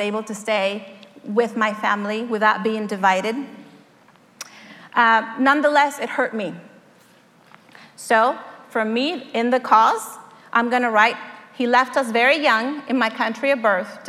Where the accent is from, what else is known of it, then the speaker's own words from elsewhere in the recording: Mexico; moved away; I was born in Mexico to a family of five